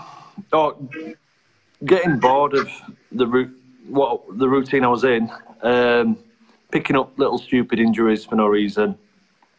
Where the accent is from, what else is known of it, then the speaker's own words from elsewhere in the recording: Bradford, Yorkshire and the Humber, United Kingdom; I'm from Bradford originally